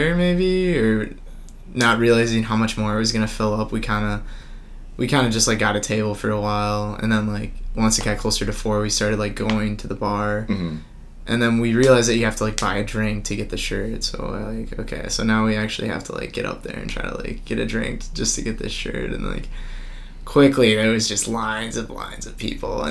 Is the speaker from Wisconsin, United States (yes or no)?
yes; Oshkosh, Wisconsin, United States; I'm from Oshkosh